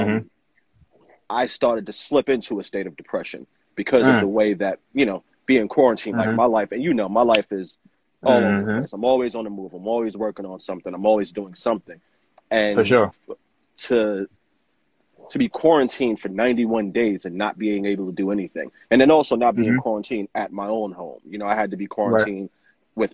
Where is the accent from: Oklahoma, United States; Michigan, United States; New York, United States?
New York, United States; New York City; born and raised in New York City, in the Bronx, the Soundview area of the Bronx